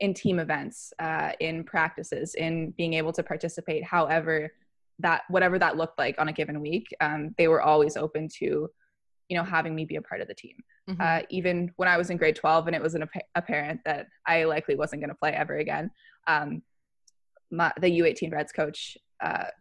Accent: Fredericton, New Brunswick, Canada; I'm from Fredericton, New Brunswick. I grew up here playing mainly volleyball

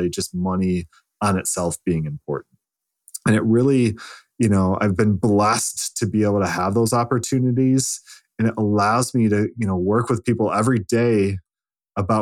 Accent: Lake Michigan, United States; also born or lived in Lansing, Michigan; I grew up on Lake Michigan. I went to school on Lake Superior and now I live in Lansing

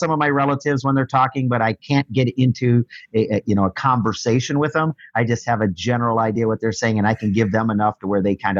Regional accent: Nuremberg, Bavaria, Germany; born there; also born or lived in Fort Leonard Wood, United States; And I was born in Germany at the Nuremberg Army Hospital, and we moved around quite a bit, as many military families will tell you, 2 to 3, 4 times

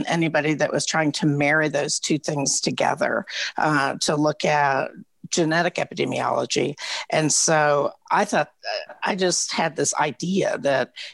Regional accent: Oak Ridge, Tennessee, United States; when I grew up in Oak Ridge

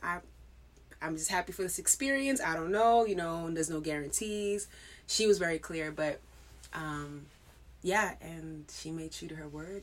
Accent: New York, United States; growing up in New York

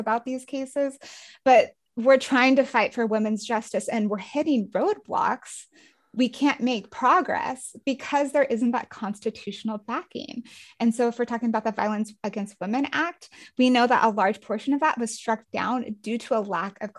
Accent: Castle Rock, Colorado, United States; my hometown and my neighborhood

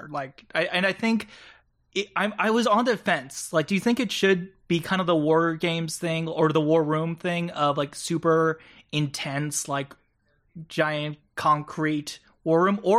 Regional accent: Japan; I grew up in Japan, and a huge thing there is that they don't really have they have Japanese military bases, but a lot of it's American military bases.

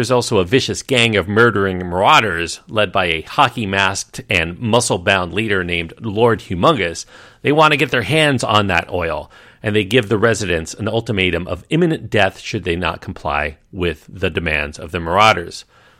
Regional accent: United States; being an American

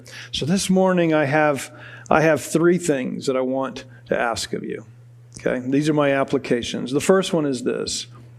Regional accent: United States; We as American Western Christians

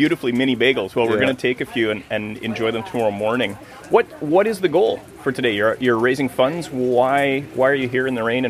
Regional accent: Gibsons, British Columbia, Canada; my hometown of Gibsons, BC.

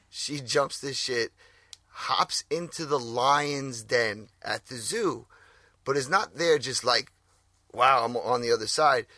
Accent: New York, United States; we're from New York.

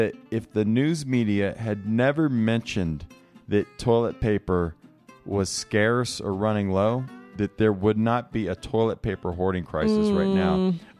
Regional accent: the South, United States; now in Colorado, United States; I'm from the South.

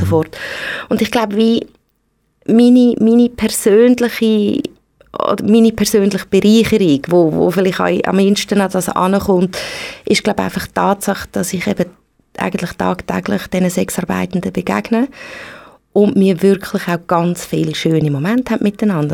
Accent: Switzerland; bei uns in der Schweiz

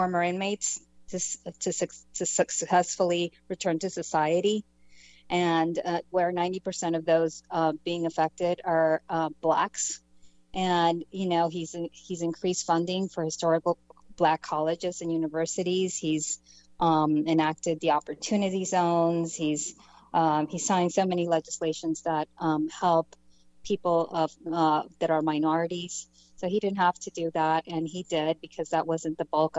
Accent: Panama; now in United States; I'm Hispanic. I come from Panama. I came in as a political refugee

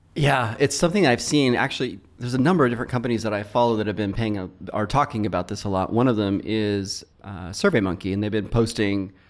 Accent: Fresno, California, United States; also born or lived in Palo Alto; I relocated back to my hometown, uh, Fresno

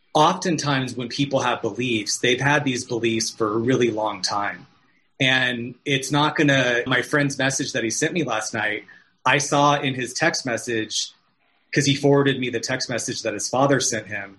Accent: Arizona, United States; now in California, United States; I'm from Arizona, and so I was home visiting my family

